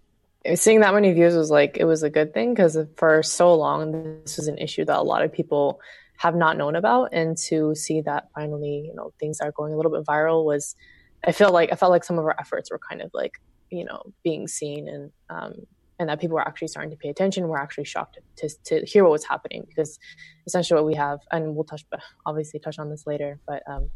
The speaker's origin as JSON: {"language": "English", "town": "Fairfax", "region": "Virginia", "country": "United States", "tie": "born or raised there", "said": "I was born and raised in the Washington DC suburbs, specifically Fairfax, Virginia. So alhamdulillah, like I myself and so my family is from East Turkestan, which is a nation under the occupation of China."}